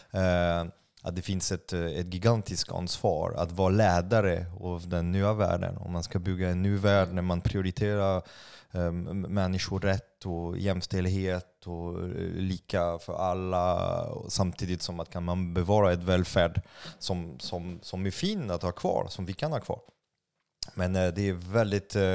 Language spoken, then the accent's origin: Swedish; France; Swedish is a second language; now in Sweden; nu är jag ändå fransk, vilket är sjukt privilegierat.